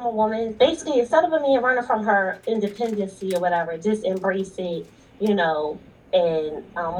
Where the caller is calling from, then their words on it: Philadelphia, Pennsylvania, United States; I'm calling from Philly.